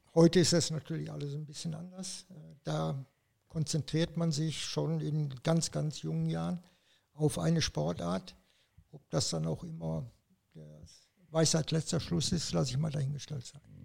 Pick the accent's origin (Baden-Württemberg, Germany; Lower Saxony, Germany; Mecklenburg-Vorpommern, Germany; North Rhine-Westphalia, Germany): North Rhine-Westphalia, Germany; Radevormwald; also born or lived in Wuppertal; now in Saarbrücken, Germany; Ich bin in Radevormwald aufgewachsen, ungefähr 50 Kilometer vom Wuppertal entfernt